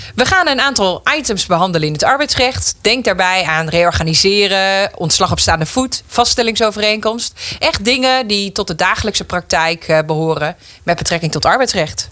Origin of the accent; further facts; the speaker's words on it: Meppel, Drenthe, Netherlands; also born or lived in Groningen; ik ben 31 jaar en ik kom uit Meppel.